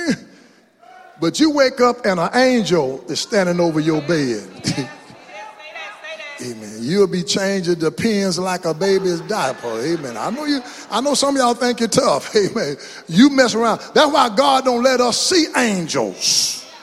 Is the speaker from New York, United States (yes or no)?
no; Mount Enterprise, Texas, United States; where you from? Mount Enterprise